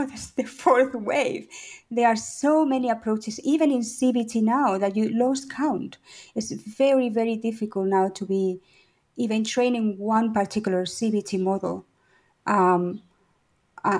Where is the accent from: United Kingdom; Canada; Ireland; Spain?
Spain; also born or lived in Paris, France / Valencia, Spain; I'm Spanish. I was born actually in Paris, but I grew up in Spain.